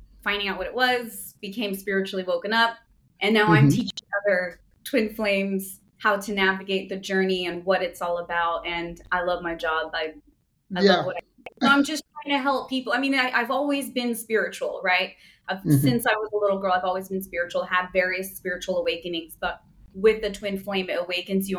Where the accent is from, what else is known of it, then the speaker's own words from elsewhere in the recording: California, United States; moved away as an adult; now in Portugal; I was born and raised in California, and I now live in Portugal because I am Portuguese.